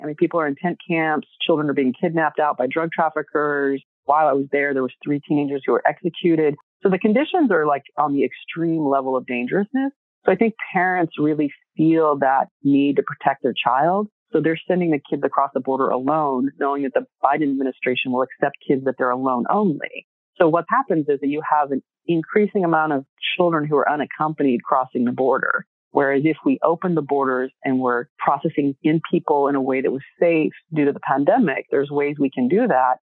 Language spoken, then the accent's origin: English; Texas, United States; moved away; also born or lived in California; growing up in Texas, really seeing the need of our communities there